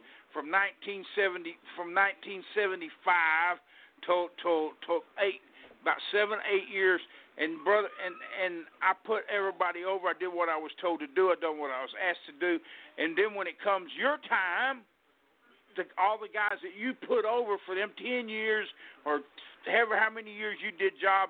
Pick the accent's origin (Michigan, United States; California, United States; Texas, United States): Texas, United States; I kindly pulled back to my home state, which is Texas, and just wrestled around here locally